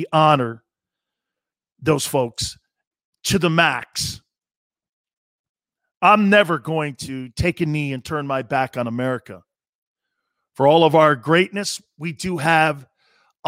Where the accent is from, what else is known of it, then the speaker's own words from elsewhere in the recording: United States; us as Americans